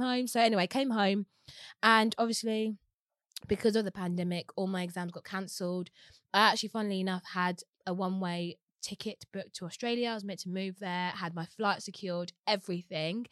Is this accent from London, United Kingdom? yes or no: yes; London, United Kingdom; was born and raised in Walthamstow